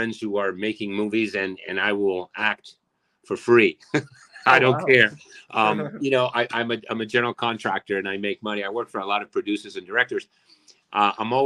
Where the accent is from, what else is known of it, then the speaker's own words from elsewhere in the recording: Argentina; moved away; I'm also from Argentina, born and raised. I got here when I was 1990